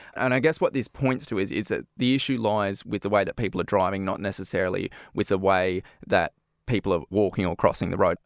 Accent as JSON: {"language": "English", "country": "Australia", "moved": "yes", "said": "my home country, in Australia"}